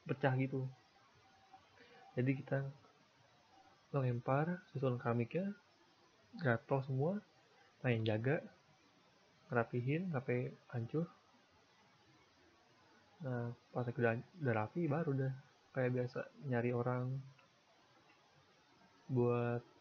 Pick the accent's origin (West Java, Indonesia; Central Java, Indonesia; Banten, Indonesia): Banten, Indonesia; Tangerang; born there; ya Rabu gue lahir hari Rabu di Tangerang kalau nggak salah di bidan Mensuri